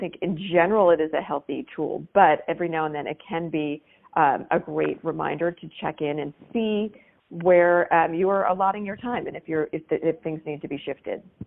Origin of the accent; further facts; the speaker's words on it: Maryland, United States; So, I grew up in Maryland, just outside of the uh, Naval Academy